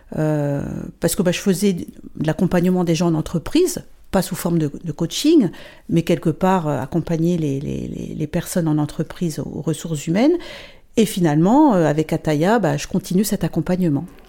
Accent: northern France, France; moved away as an adult; now in Luxembourg; je suis française, j'habite le Luxembourg maintenant depuis 24 euh, ans. Donc je viens du, nord de la France à la base. j'ai fait mes études là-bas, toute ma famille est, là-bas

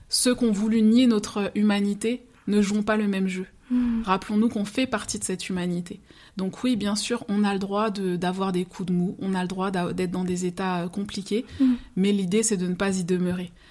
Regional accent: Martinique, France; et pourtant, je suis martiniquaise, mais c'est les mêmes processus qu'on retrouve en termes d'immigration.

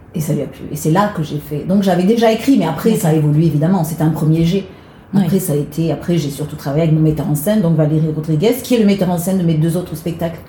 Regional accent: Marseille, Provence-Alpes-Côte d'Azur, France; moved away as an adult; now in Paris, France; je suis née à Marseille, donc j'ai quitté le sud euh, pour venir à Paris pour, euh, pour chanter

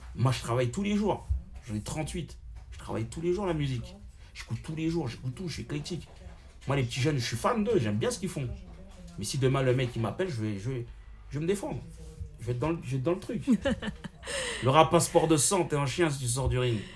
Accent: Villiers-le-Bel, Île-de-France, France; also born or lived in Seine-Saint-Denis; je suis né en France, dans le 9-3, et j'ai grandi à Villebel

